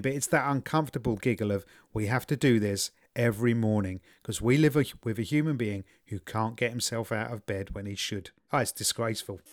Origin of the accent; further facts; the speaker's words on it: England, United Kingdom; as an Englishman